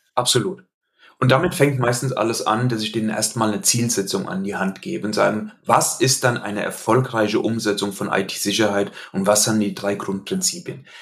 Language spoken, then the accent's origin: German; Hesse, Germany; accent: Hessian dialect; also born or lived in Limburg an der Lahn; an meinem Dialekt, äh, den ich nicht schaffe, ganz zu verbergen, hast du sicherlich gemerkt, dass ich in Hessen beheimatet bin.